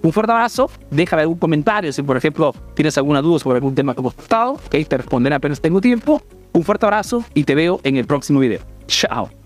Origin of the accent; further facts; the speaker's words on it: Peru; now in Italy; soy un emprendedor peruano que vive en Italia